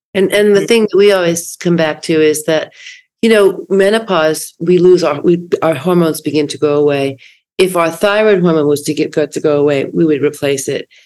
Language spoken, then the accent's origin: English; East Coast, United States; now in West Coast, United States; I grew up on the East Coast and I have a lot of family there and a lot of friends, but I've lived on the West Coast since 1977